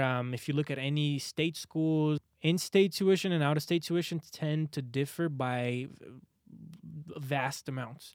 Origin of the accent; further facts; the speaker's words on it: Brazil; now in Arizona, United States; I'm from Brazil